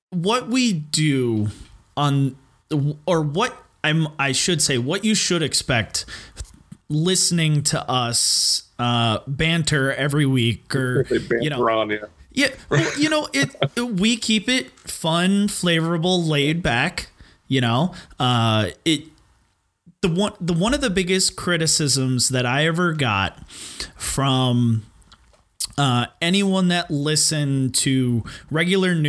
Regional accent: United States; as American people

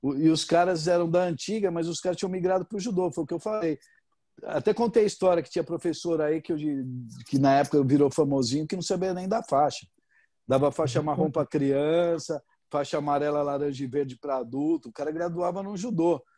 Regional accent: Brazil; moved away; eu sou brasileiro, mas sou mal grosso

